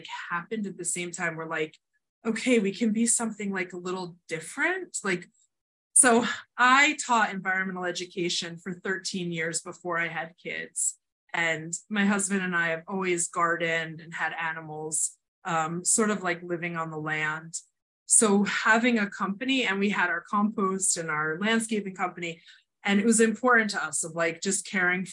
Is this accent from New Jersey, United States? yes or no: yes; New Jersey, United States; moved away as an adult; now in New Hampshire, United States; I grew up in Jersey.